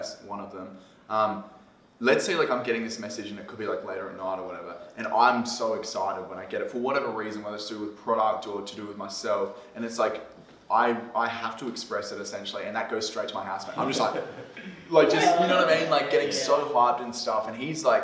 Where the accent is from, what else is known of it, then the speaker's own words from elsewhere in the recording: South Australia, Australia; moved away; Liam and I grew up in South Australia together